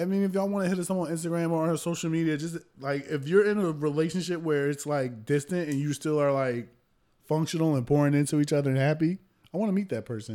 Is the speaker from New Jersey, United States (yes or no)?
yes; New Jersey, United States; I'm from Jersey